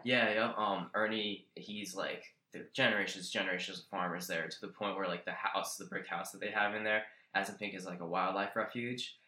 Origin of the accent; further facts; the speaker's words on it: Roosevelt, New Jersey, United States; I grew up in Roosevelt, New Jersey. It's central Jersey